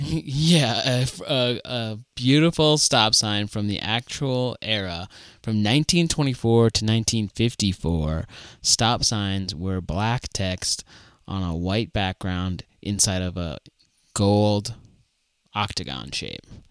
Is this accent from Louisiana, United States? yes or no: no; Fargo, North Dakota, United States; I'm from Fargo